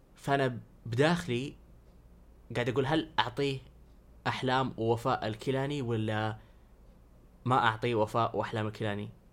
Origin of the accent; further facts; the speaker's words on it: Saudi Arabia; انا سعودي